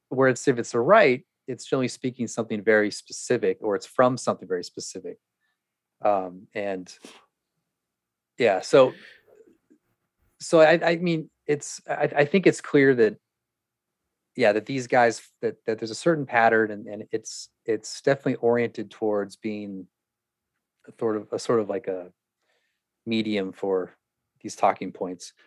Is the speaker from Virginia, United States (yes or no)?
no; California, United States; I was from California